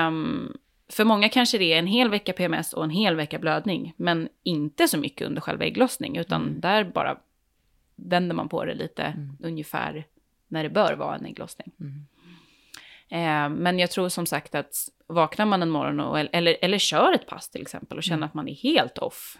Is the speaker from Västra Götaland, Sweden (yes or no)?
no; Värmdö, Stockholm County, Sweden; jag är, är, från Värmdö